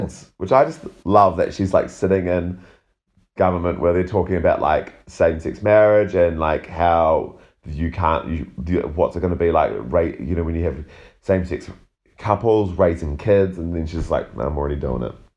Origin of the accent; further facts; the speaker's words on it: New Zealand; being a New Zealander